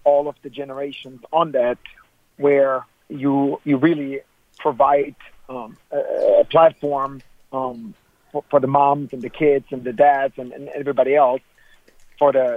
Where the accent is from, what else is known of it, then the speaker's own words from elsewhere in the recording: Germany; moved away; growing up in Germany